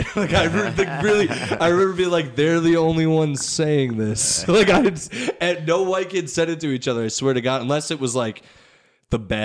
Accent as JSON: {"language": "English", "town": "Middletown", "country": "United States", "tie": "born or raised there", "said": "I grew up in Middletown and it is very diverse"}